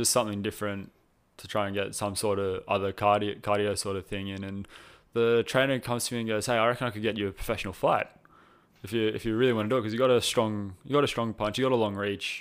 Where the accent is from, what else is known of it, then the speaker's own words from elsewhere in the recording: Cronulla, New South Wales, Australia; I'm originally from Cronulla in New South Wales